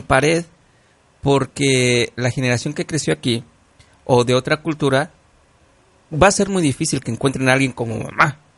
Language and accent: Spanish; Mexico; now in United States; yo soy mexicano